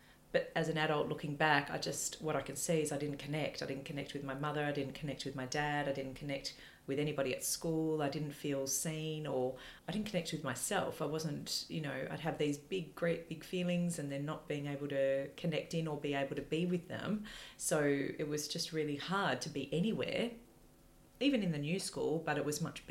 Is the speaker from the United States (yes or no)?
no; Melbourne, Victoria, Australia; moved away as an adult; also born or lived in East Malvern; we were raised in Ashburton, and then we moved to East Malvern